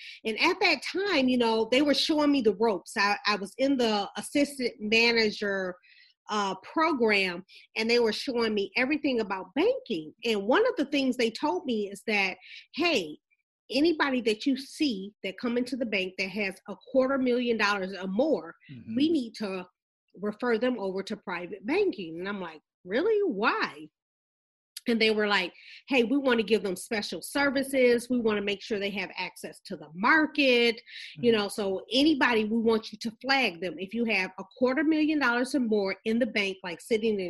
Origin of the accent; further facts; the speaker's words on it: Flint, Michigan, United States; Us growing up in Flint, and we grew up around pretty much credit unions.